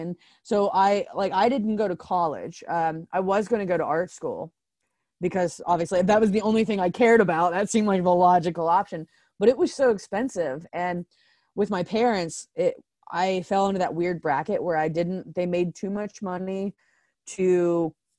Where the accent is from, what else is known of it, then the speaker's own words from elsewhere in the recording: Circleville, Ohio, United States; I was born and raised in Circleville, Ohio